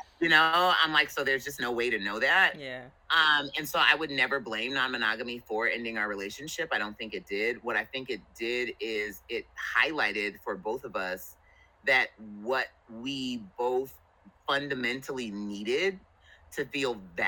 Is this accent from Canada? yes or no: no; New Jersey, United States; moved away as an adult; also born or lived in California; I'm originally from New Jersey. I joined the military, which brought me out to California